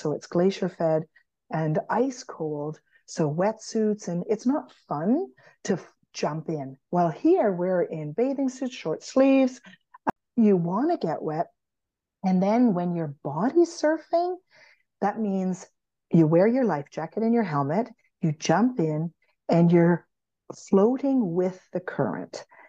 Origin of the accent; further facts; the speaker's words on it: Canada; being Canadian